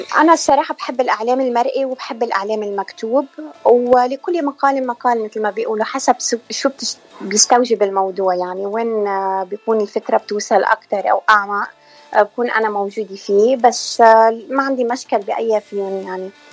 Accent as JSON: {"language": "Arabic", "region": "South Lebanon", "country": "Lebanon", "tie": "born or raised there", "moved": "as an adult", "lives_now": "United States", "said": "أنا من لبنان من جنوب لبنان يعني لبنانية بس آه لبنانية وجنوبية المنشأ"}